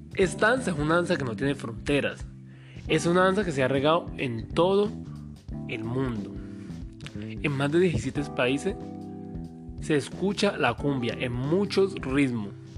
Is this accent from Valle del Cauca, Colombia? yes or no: yes; Comuna 14, Valle del Cauca, Colombia; Soy de la Comuna 14